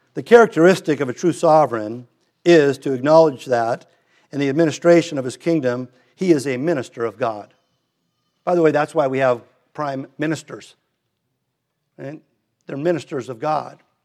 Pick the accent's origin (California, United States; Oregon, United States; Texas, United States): California, United States; Redondo Beach; we moved from Hermosa to Redondo, so I went to Hillcrest